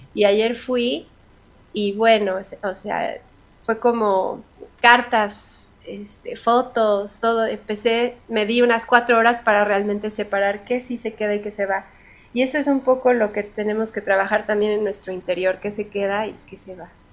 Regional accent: Mexico; soy bien mexicana

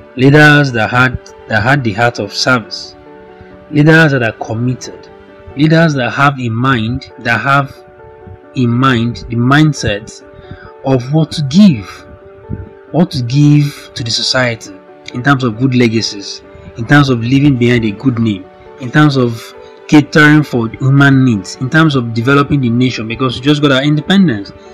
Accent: Nigeria; I'm a Nigerian.

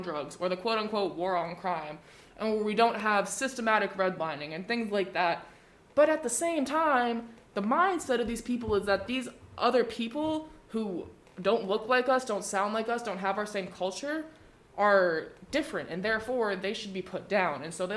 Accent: the South, United States; I'm from the South. I'm not from the Florida South.

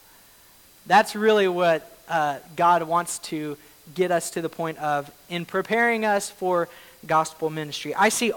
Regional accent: Oklahoma, United States; moved away as an adult; now in Washington, United States; I grew up in Oklahoma

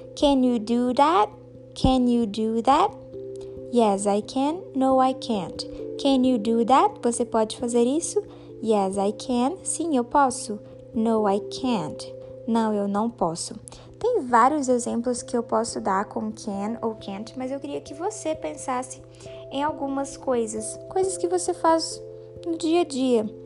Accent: Minas Gerais, Brazil; eu sou de Minas Gerais. I am from Minas Gerais, Brasil.

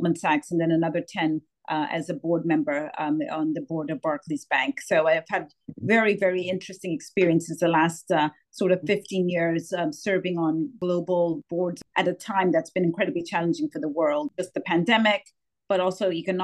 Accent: Zambia; moved away as an adult; also born or lived in United States / United Kingdom; I was born and raised in Zambia, Southern Africa

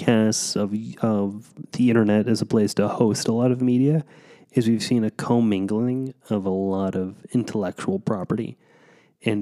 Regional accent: Kansas, United States; Growing up in Kansas

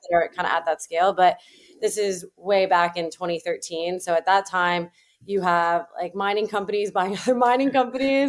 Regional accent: Toronto, Ontario, Canada; moved away as an adult; also born or lived in Ancaster, Ontario; now in United States; I didn't grow up in Silicon Valley, I grew up in Toronto

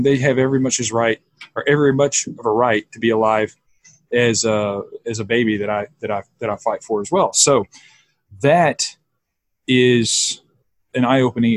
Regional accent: the South, United States; now in Austin, United States; I grew up in the South, and I grew up in a very Christian conservative home.

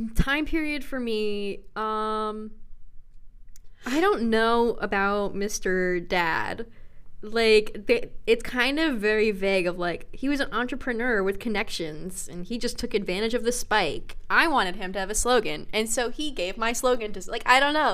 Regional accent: United States; I'm an American

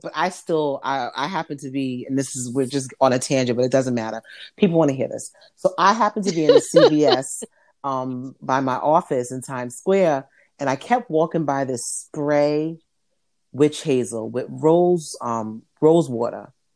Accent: New York, United States; I'm from New York

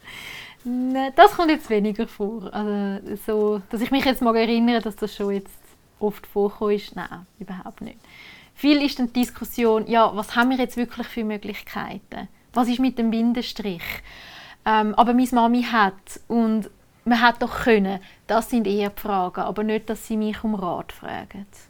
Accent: Oberägeri, Zug, Switzerland; bei uns in Oberägeri

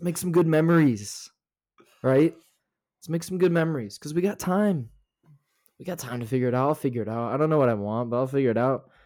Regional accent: Florida, United States; also born or lived in North Carolina; now in Utah, United States; I was born in North Carolina, but I was raised in Florida, um, way down south

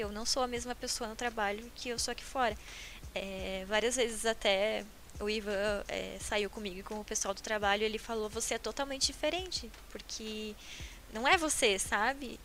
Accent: Paranaguá, Paraná, Brazil; moved away as an adult; now in Curitiba, Brazil; eu sou de Paranaguá. Então, quando eu decidi vir pra cá, pra começar a minha carreira profissional, porque lá na minha cidade é bem difícil essa área

